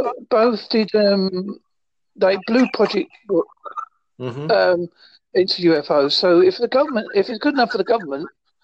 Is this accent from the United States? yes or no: no; Essex, East of England, United Kingdom; accent: Essex, Devon; moved away as an adult; now in Devon, United Kingdom; I'm very much an English person. I have an Essex, Devon accent.